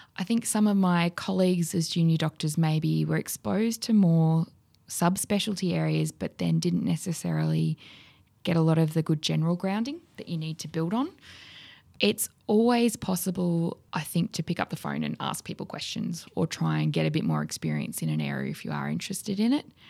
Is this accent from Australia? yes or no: yes; Wodonga, Victoria, Australia; growing up in Wodonga